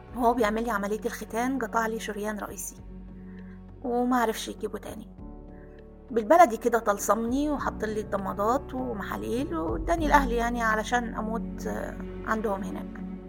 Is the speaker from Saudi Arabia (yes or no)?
no; Aswan, Aswan Governorate, Egypt; انا كنا ساكنين في قلب مدينة أسوان